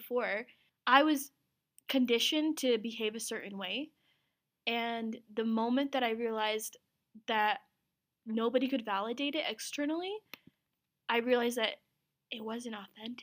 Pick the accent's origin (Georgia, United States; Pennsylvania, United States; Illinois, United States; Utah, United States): Utah, United States; Ogden; also born or lived in Pakistan / Azad Kashmir / New York / Salt Lake City; I was born in Pakistan, lived in New York for 2 years, came to Utah. But I had moved my junior year of high school to Salt Lake from Ogden, where I grew up